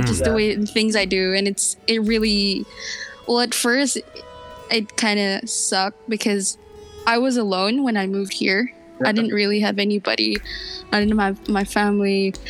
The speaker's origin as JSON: {"language": "English", "country": "Brunei", "tie": "born or raised there", "moved": "as an adult", "lives_now": "Philippines", "said": "I was born here actually in the Philippines. Then I moved to Brunei after one. And yeah, I stayed there for what, I think 17 years."}